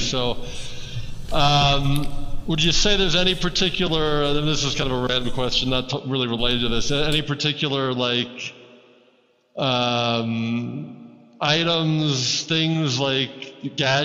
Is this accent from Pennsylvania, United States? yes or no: yes; Philadelphia, Pennsylvania, United States; moved away as an adult; now in Miami, United States; I'm originally from Philadelphia, but I've been in Miami about 11 years